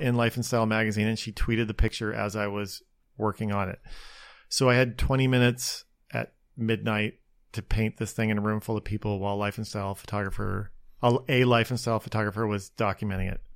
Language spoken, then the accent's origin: English; Spokane, Washington, United States; born or raised there; moved away as an adult; also born or lived in Seattle, United States / Los Angeles, United States / New York, United States; now in Long Beach, United States